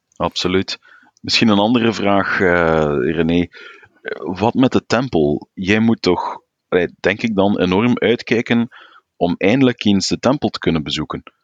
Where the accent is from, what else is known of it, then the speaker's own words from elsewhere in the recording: Flanders, Belgium; als Vlaming